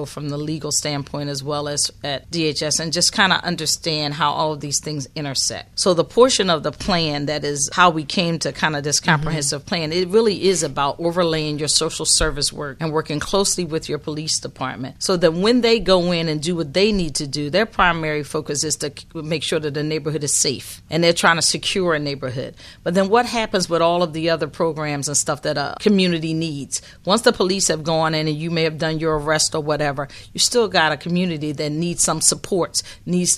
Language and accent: English; Philadelphia, Pennsylvania, United States; I'm born and bred in North Philadelphia